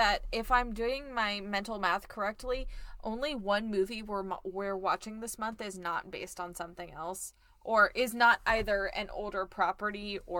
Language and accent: English; Florida, United States; I'm from Florida.